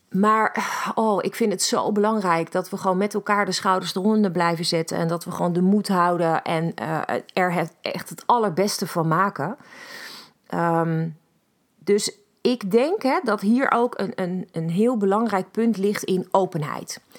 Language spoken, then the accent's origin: Dutch; Netherlands; ik begrijp ook niet hoe wij als Nederlanders, ehm, maar met z'n allen als een soort van mak lammetje Ehm, ons laten drijven bepaalde kanten op